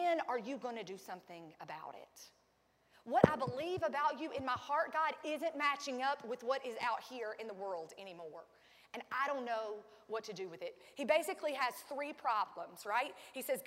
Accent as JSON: {"language": "English", "town": "Sandy Ridge", "region": "North Carolina", "country": "United States", "tie": "born or raised there", "said": "I was raised in Sandy Ridge, North Carolina. We say holler."}